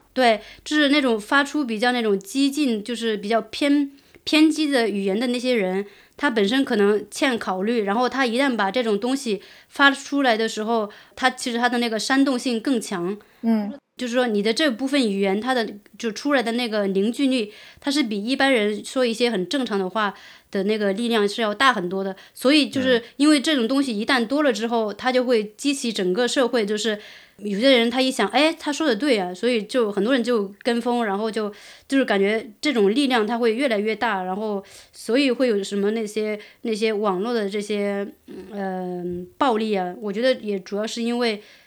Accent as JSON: {"language": "Chinese", "country": "China", "moved": "yes", "said": "我作为一个中国人"}